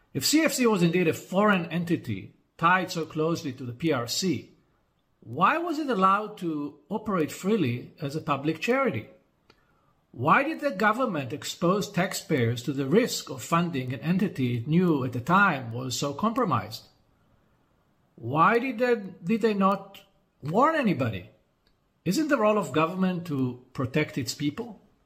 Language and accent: English; Israel